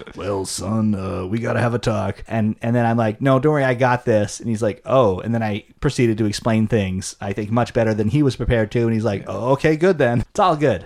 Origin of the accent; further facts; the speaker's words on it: Canada; we grew up in Canada